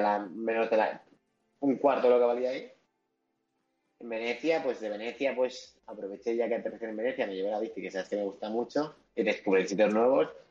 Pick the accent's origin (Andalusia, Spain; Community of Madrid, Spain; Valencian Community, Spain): Community of Madrid, Spain; Madrid; yo soy de Madrid